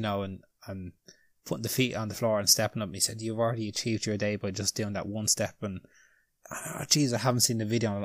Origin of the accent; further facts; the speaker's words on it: Ireland; we're Irish